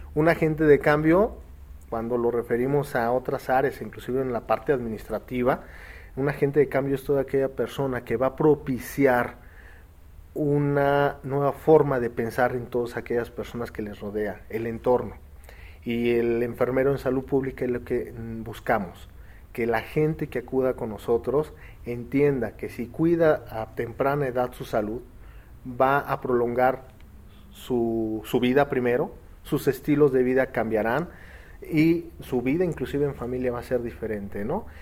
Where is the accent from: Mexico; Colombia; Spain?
Mexico